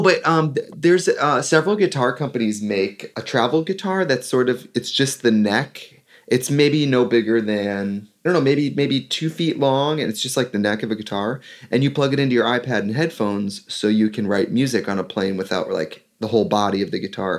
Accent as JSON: {"language": "English", "town": "Milwaukee", "region": "Wisconsin", "country": "United States", "said": "I'm from Milwaukee. Like, that's where I kind of cut my teeth as a performer, went to college"}